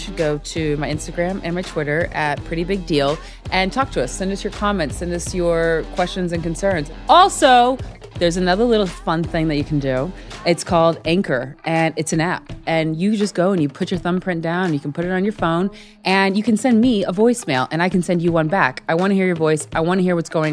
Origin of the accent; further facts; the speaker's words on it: Nebraska, United States; we're both from Nebraska